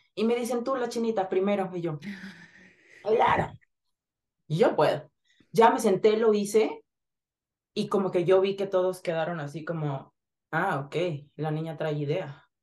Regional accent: Zihuatanejo, Guerrero, Mexico; yo nací en Cihuatanejo Guerrero

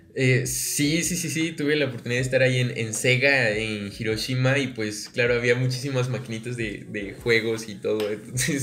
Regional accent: Mexico; soy mexicano

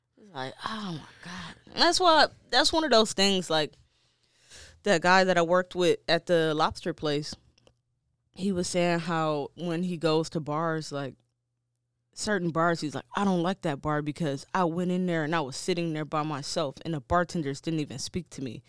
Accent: Detroit, Michigan, United States; I'm from Detroit.

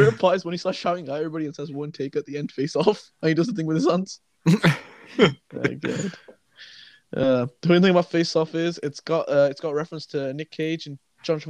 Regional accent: United Kingdom; as a British man

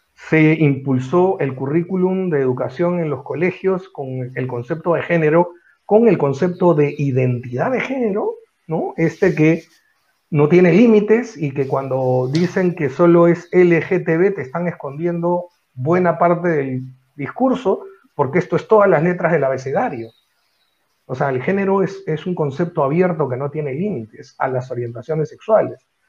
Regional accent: Peru; en, mi, país no

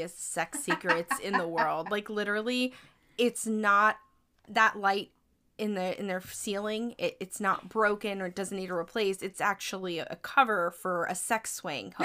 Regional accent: the Deep South, United States; I'm from the South, but not

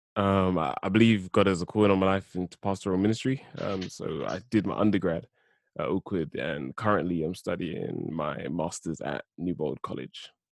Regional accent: London, United Kingdom; born and raised in South London

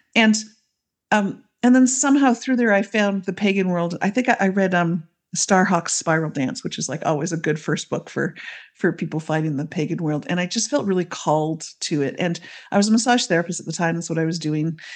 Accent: Canada; I grew up in Canada, I still live in Canada, so I'm, I'm the Canadian on the team.

